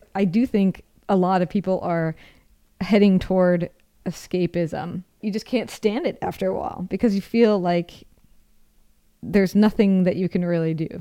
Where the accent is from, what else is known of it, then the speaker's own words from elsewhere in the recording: Seattle, Washington, United States; moved away as an adult; also born or lived in Rome; I'm from Seattle.